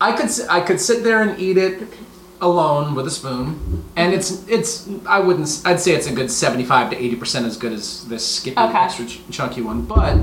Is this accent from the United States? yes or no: yes; Georgia, United States; also born or lived in Tennessee; In Tennessee, though, and I'm from Georgia.